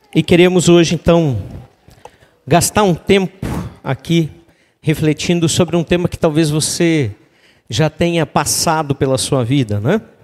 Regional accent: Três Coroas, Rio Grande do Sul, Brazil; moved away as an adult; also born or lived in Gramado; eu sou natural de Três Coroas

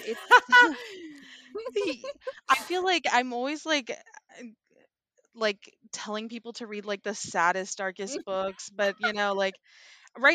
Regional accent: Texas, United States; I am from Texas

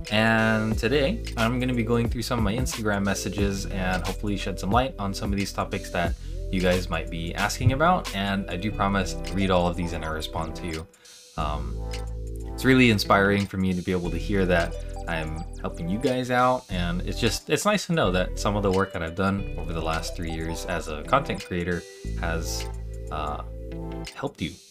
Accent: Philippines; now in Virginia Beach, United States; I'm Filipino, and I'm a full time martial artist at my family's academy in Virginia Beach, Virginia.

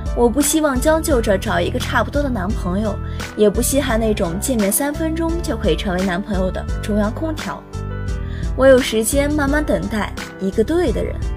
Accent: Yangzhong, Jiangsu, China; now in Nanjing, China; 来自江苏扬州

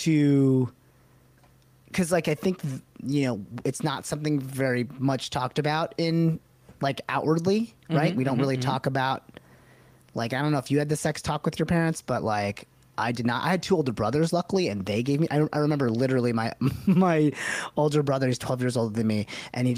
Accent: United States; our two lives as American-born Desis

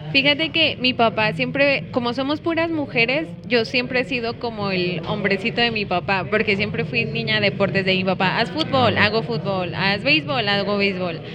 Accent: Guadalajara, Jalisco, Mexico; soy de Guadalajara y tengo 29 años

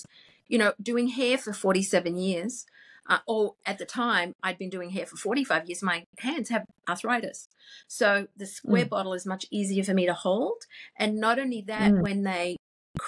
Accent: Queensland, Australia; moved away; also born or lived in England; growing up in Queensland, Australia

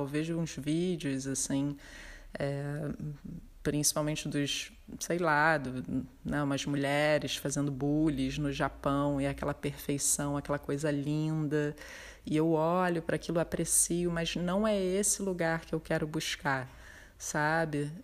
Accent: Rio de Janeiro, Brazil; eu sou do Rio de Janeiro, tenho um ateliê no bairro de Botafogo

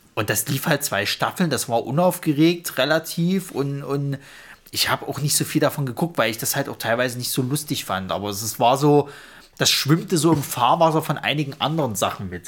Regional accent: Saxony, Germany; accent: Saxon

